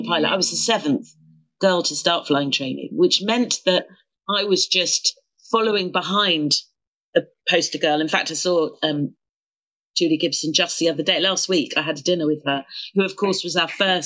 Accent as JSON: {"language": "English", "town": "Croydon", "region": "London", "country": "United Kingdom", "tie": "born or raised there", "accent": "broad South London", "said": "I grew up in Croydon"}